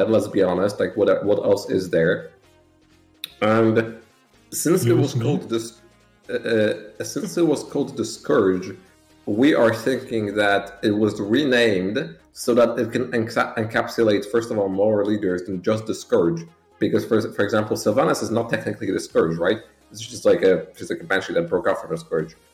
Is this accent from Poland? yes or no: yes; Warsaw, Masovian Voivodeship, Poland; the capital of Poland, and I've lived here ever since. I did move like just, I, I didn't move cities.